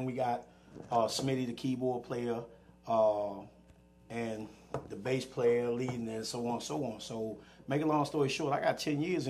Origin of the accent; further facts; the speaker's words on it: Capitol Heights, Maryland, United States; I grew up in Cap Lights.